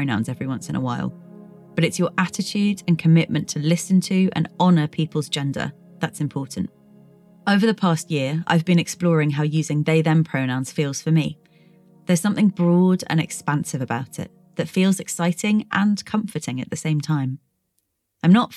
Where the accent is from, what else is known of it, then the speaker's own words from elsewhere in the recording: United Kingdom; I've been exploring this from a very UK-centred perspective, as that's where I grew up and still live